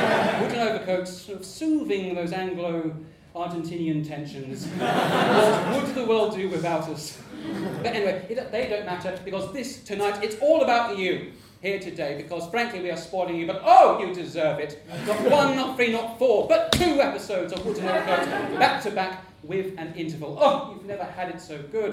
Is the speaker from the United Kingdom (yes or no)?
yes; Portsmouth, South East England, United Kingdom; my hometown of Portsmouth